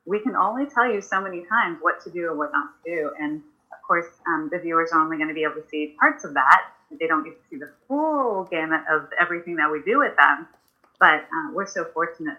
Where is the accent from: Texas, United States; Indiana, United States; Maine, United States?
Texas, United States; Houston; I was born and raised in Houston, Texas